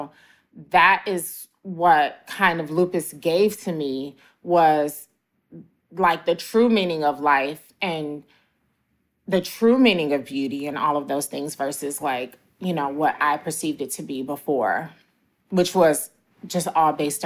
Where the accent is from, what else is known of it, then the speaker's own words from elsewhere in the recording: Chicago, Illinois, United States; moved away; also born or lived in Atlanta; I went back to my hometown of Chicago